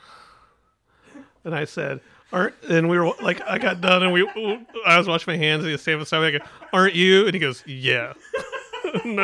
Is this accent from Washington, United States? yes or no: no; West Virginia, United States; moved away; I grew up in West Virginia.